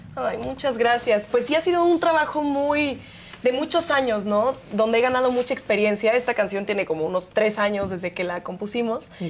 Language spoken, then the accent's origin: Spanish; Mexico; nos definen como mexicanos, nuestra cultura